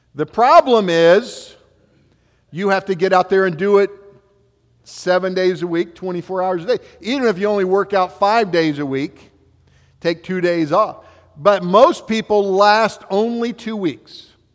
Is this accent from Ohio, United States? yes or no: yes; West Alexandria, Ohio, United States; growing up in West Alexandria, we had, you know, I was working out in fields with a, uh, a lot of the farmers all around us